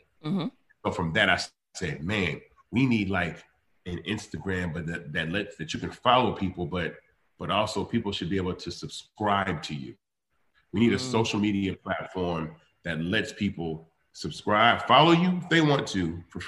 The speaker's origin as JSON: {"language": "English", "town": "Memphis", "region": "Tennessee", "country": "United States", "tie": "born or raised there", "said": "I was born in Memphis"}